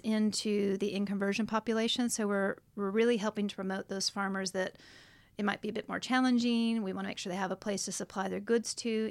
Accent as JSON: {"language": "English", "country": "United States", "moved": "as an adult", "lives_now": "Australia", "said": "I am from America, from the States, but I am now dis-, now a citizen"}